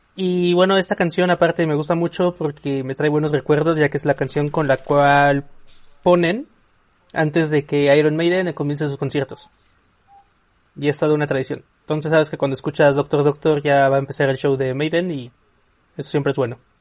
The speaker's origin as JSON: {"language": "Spanish", "country": "Mexico", "said": "los mexicanos hacemos"}